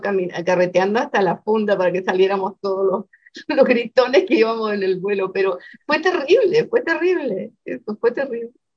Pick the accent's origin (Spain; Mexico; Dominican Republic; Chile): Chile; moved away; todos los chilenos que íbamos en la parte de abajo